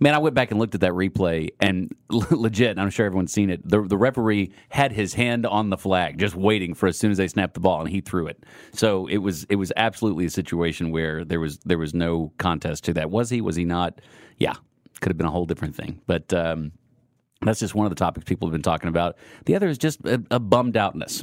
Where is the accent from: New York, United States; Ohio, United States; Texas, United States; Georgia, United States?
Texas, United States; near Houston; now in Kansas City, United States; I grew up more of an Oilers fan. I grew up closer to Houston.